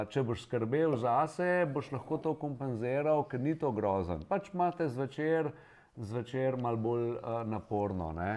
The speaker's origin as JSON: {"language": "Slovenian", "country": "Slovenia"}